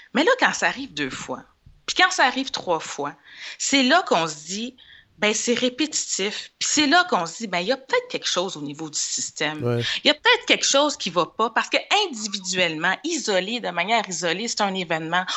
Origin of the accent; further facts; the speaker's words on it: Montreal, Quebec, Canada; also born or lived in Laval; je suis née à Saint-Michel, un quartier qu'on connaît